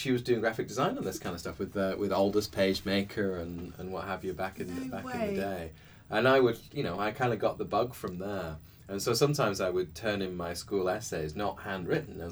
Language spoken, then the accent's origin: English; Bolton, North West England, United Kingdom; I started out as a child. It was in the north of England in Bolton